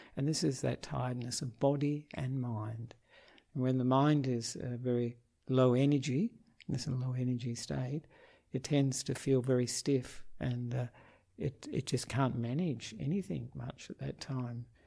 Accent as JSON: {"language": "English", "town": "Perth", "region": "Western Australia", "country": "Australia", "tie": "born or raised there", "moved": "as an adult", "lives_now": "Sri Lanka", "said": "I am an Australian monk um, who was born in Perth"}